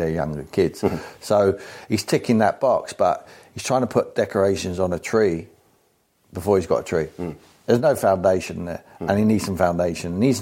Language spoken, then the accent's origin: English; England, United Kingdom; I'm English.